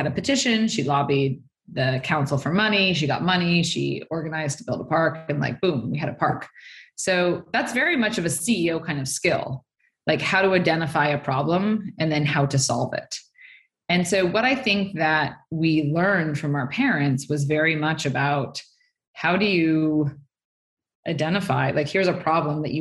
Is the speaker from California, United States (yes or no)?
yes; Stanford, California, United States; I grew up on Stanford campus